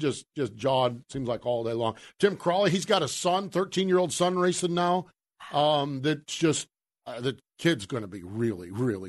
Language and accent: English; Myerstown, Pennsylvania, United States; I'm from Myerstown, Pennsylvania. I'm even called the ….